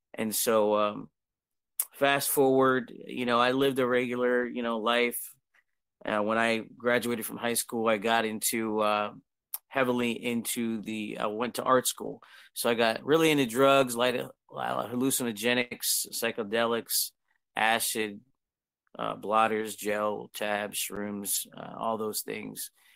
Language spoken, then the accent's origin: English; Harrisburg, Pennsylvania, United States; I'm from United States, I'm in Pennsylvania, Harrisburg